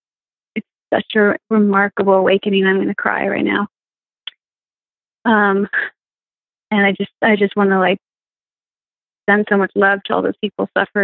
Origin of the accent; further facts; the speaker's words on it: Marin County, San Francisco Bay Area, California, United States; moved away; also born or lived in Colorado; I'm from San Francisco Bay Area, just north of San Francisco. It's a beautiful county called Marin County